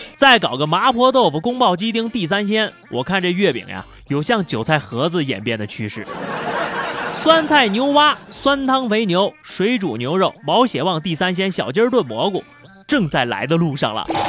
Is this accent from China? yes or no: yes; China; 作为一个中国人